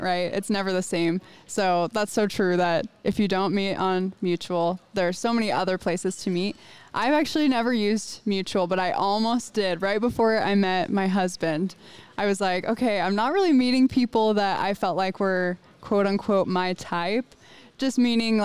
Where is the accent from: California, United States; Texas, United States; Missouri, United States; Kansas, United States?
Missouri, United States; moved away as an adult; now in Rexburg, United States; I grew up in Missouri